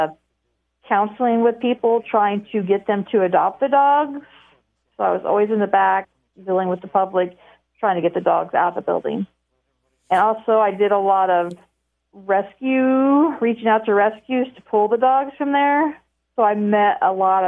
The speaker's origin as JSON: {"language": "English", "town": "Delphi", "region": "Indiana", "country": "United States", "tie": "born or raised there", "lives_now": "Lafayette, United States", "said": "I'm originally from Delphi"}